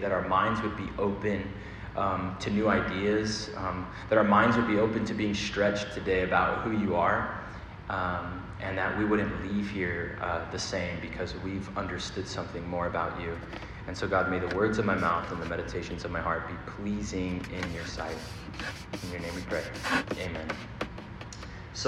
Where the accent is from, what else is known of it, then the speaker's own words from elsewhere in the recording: Arizona, United States; now in New York City, United States; I'm from Arizona, desert rain